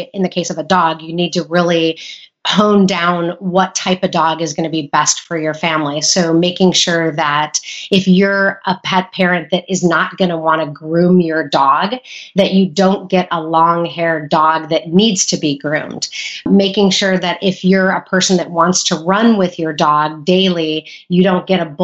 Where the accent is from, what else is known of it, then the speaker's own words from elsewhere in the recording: Illinois, United States; moved away; also born or lived in California; I went to vet school in Illinois, where I'm originally from. Went back to my home state